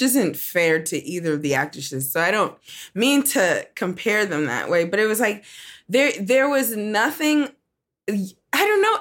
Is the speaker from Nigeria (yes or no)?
yes; Nigeria; I'm Nigerian